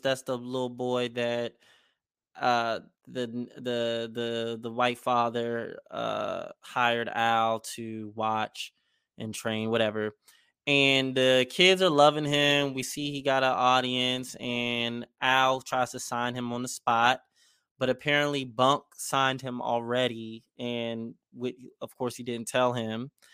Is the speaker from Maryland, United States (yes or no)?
yes; Maryland, United States; I'm from Maryland